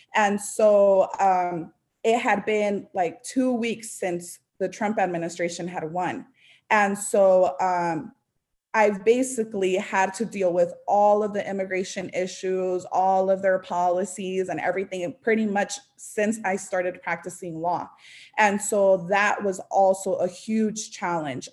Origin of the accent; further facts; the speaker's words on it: Las Vegas, Nevada, United States; moved away as an adult; also born or lived in Los Angeles / Orange County; I was raised in Vegas